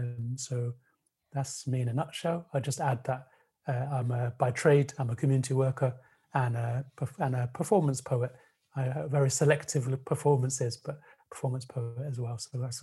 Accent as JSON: {"language": "English", "country": "United Kingdom", "said": "for me, being British Sudanese, it provides a really important cultural space"}